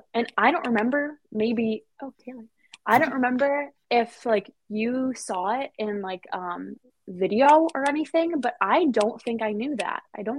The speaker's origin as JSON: {"language": "English", "town": "Detroit", "region": "Michigan", "country": "United States", "said": "I don't really think people even knew I was from Detroit."}